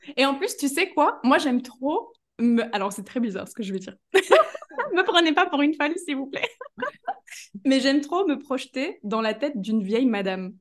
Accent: Belgium; je suis de Belgique

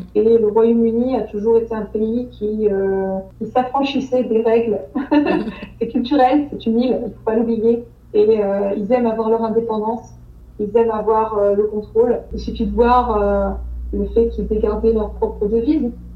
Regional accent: France; moved away as an adult; now in London, United Kingdom; on reste quand même, euh, en tant que Français, euh, à Londres, on reste privilégiés

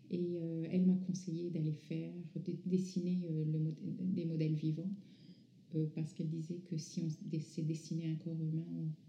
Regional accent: France; also born or lived in North Africa; mes parents sont iraniens. je suis née en Afrique du Nord. J'ai grandi en France à partir de l'âge de 11 ans.

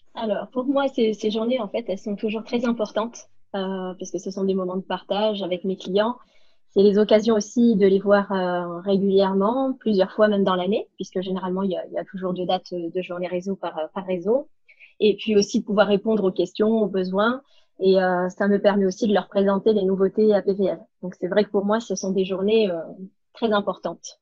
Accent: Cannes, Provence-Alpes-Côte d'Azur, France; je suis née et domiciliée à Cannes

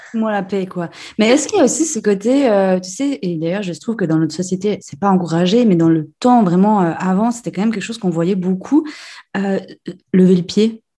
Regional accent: Switzerland; Chez nous en Suisse

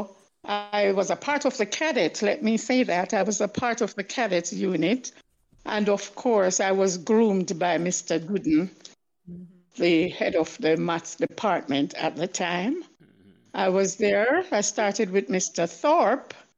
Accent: St. Ann, Saint Ann, Jamaica; I'm really a country girl. I am from St. Anne

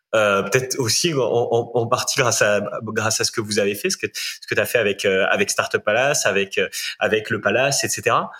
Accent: Rennes and Saint-Malo, Brittany, France; je suis breton. Hein. Je, je, suis breton aussi, plutôt de Rennes et de Saint-Malo

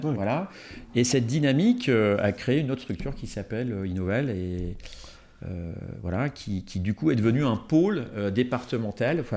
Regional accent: Marignier, Auvergne-Rhône-Alpes, France; je suis originaire euh, de Marigné, euh, donc dans la vallée de l'Arve

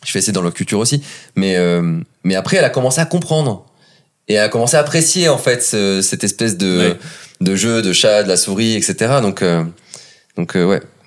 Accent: south of France, France; je viens du sud de la France

